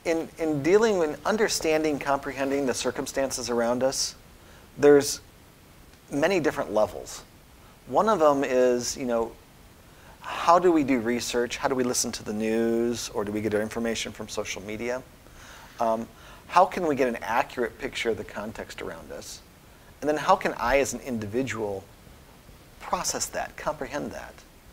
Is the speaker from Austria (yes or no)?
yes; Austria; I spent my high school years in Austria growing up in the Alps, and just huge, big, mammoth pieces of granite.